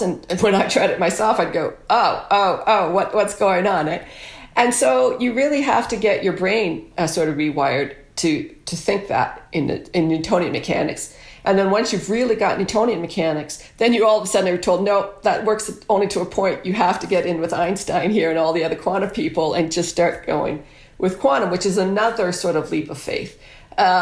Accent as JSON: {"language": "English", "town": "Guelph", "region": "Ontario", "country": "Canada", "tie": "born or raised there", "moved": "as an adult", "said": "I came all the way home to Guelph, my hometown"}